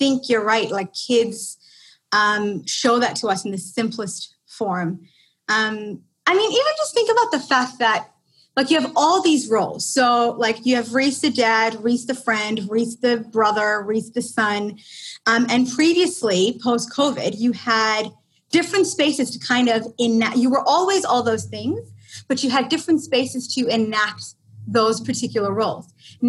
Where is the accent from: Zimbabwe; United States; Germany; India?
India; If that doesn't give it away that I'm Indian, I don't know what does. Maybe if I speak Indian accent.